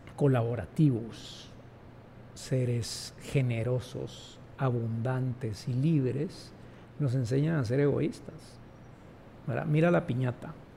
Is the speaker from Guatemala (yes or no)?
yes; Guatemala; also born or lived in London; Yo no nací en Francia, yo no nací en Argentina, yo nací en Guatemala y este es mi entorno